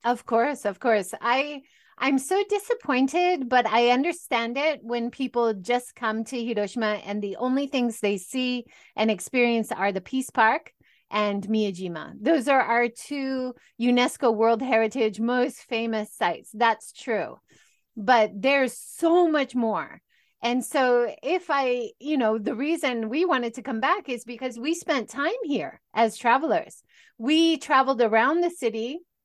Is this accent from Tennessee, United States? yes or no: no; Hawaii, United States; moved away as an adult; also born or lived in California; now in Japan; I originally, I grew up in Hawaii